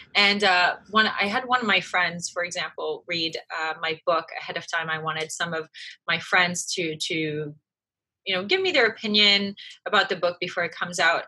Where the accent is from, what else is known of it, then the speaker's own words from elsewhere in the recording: France; moved away; I was raised in France. My mom is French. My dad was American.